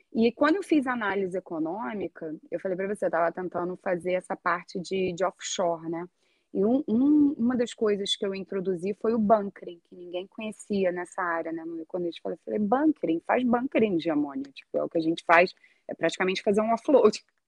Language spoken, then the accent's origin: Portuguese; Brazil; moved away as an adult; also born or lived in Rio de Janeiro; now in Iceland; a gente, como brasileiro